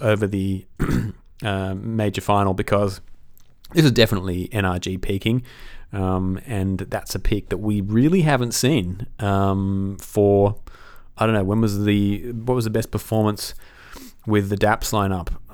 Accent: Australia; as an Aussie

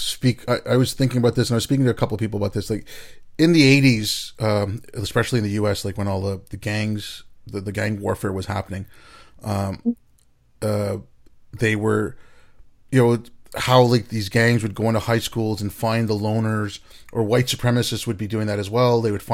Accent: India; you're from Pakistan, I'm from India

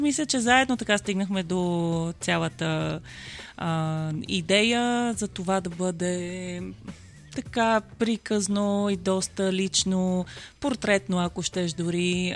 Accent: Bulgaria; also born or lived in Germany; аз не съм родена в България, yeah. аз съм родена в а, Германия и това ми беше всъщност първото идване

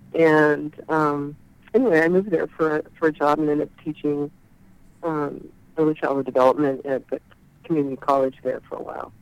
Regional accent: Chico, California, United States; moved away as an adult; also born or lived in Davis, California / Santa Cruz, California; now in Oregon, United States; in Chico, California

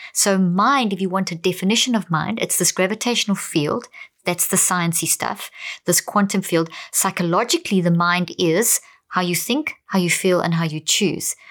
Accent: South Africa; also born or lived in Zimbabwe; I come from Zimbabwe, born there, but I grew up in South Africa.

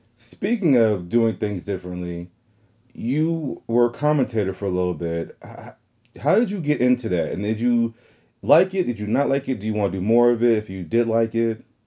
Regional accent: the South, United States; accent: southern; my southern accent

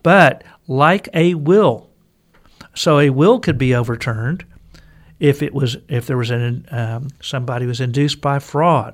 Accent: Texas, United States; I'm a Texan, native Texan

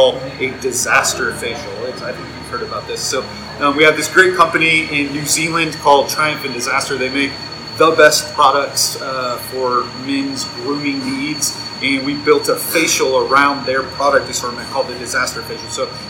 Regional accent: Stillwater, Oklahoma, United States; now in Oklahoma City, United States; So Stillwater is my hometown. Even though I live in Oklahoma City right now, I'm here all the time.

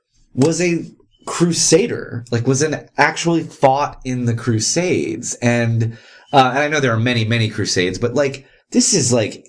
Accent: Texas, United States; like you and I grew up in Texas.

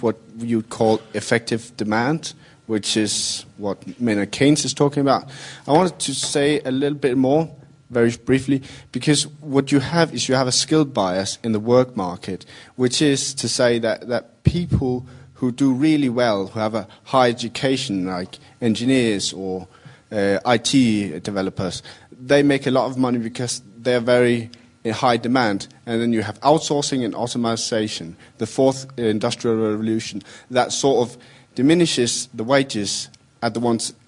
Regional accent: Denmark; I'm here from Denmark

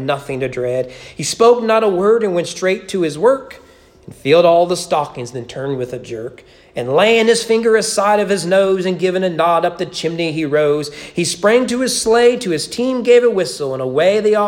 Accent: United States; As American evangelicals

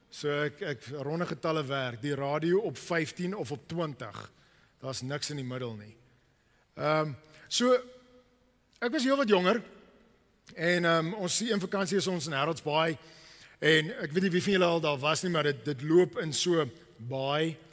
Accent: Cape Town, Western Cape, South Africa; Ek het groot geword in die Kaap en ek is hier sit op die rots

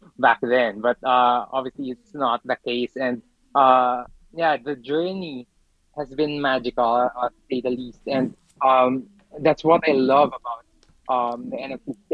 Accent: Philippines; I'm from the Philippines

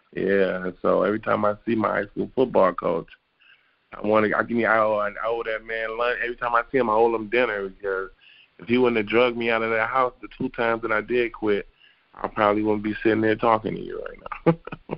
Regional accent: Detroit, Michigan, United States; I was born and raised in Detroit, Michigan

